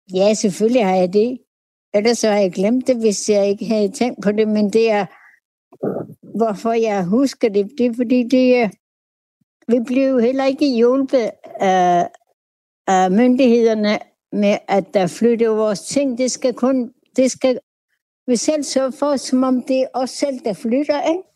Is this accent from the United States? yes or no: no; Uummannaq, North Greenland, Greenland; Jeg er født i Umanok vores umanak Inua Nordgrønland, som I kalder for Dundas eller Tole. Ja, det, 1947